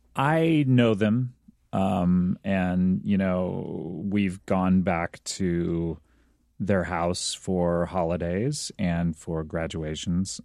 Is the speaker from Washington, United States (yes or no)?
no; Orange County, California, United States; I grew up in Orange County, uh, California